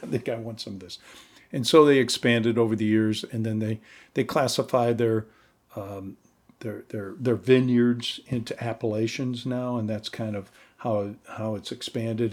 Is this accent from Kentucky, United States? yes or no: no; Missouri, United States; moved away; I'm from Missouri originally